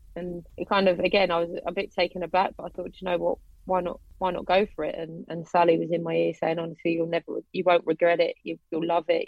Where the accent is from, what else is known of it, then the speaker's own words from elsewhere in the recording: Watford, East of England, United Kingdom; also born or lived in Harrow; I was born in Harrow, but I grew up in and around Watford